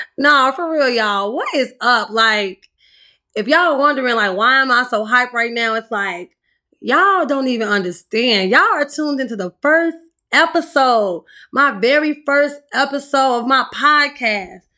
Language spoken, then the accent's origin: English; Chicago, Illinois, United States; I'm from the South Side of Chicago